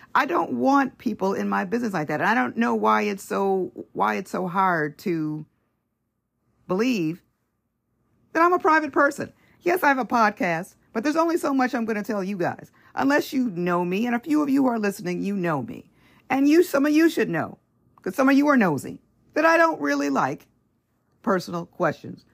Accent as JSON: {"language": "English", "town": "Los Angeles", "region": "California", "country": "United States", "said": "California, L A area"}